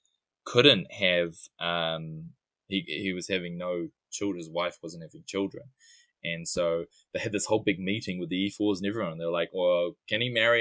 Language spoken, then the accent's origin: English; New Zealand; accent: New Zealand; my New Zealand accent